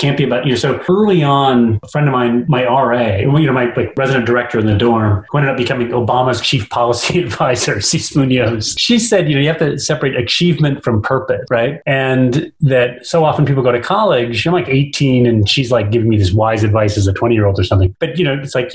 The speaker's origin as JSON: {"language": "English", "town": "Yankee Springs", "region": "Michigan", "country": "United States", "moved": "yes", "said": "I'm from Yankee Springs, Michigan, right? So I'm like from a place without even a post office."}